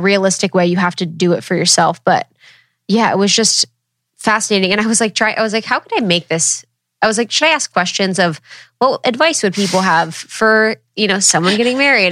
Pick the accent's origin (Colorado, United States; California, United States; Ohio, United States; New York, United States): Ohio, United States; I'm from Ohio